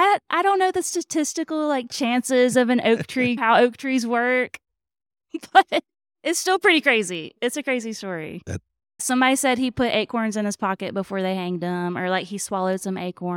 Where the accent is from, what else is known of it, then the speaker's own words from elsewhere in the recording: Mobile, Alabama, United States; So I was born in Mobile, and I have never lived outside of the general Mobile area.